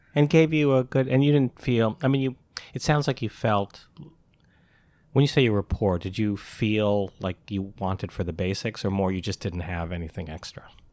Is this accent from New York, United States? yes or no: yes; Albany, New York, United States; also born or lived in Syracuse; I'm from Albany, and, uh, I went to school in Syracuse.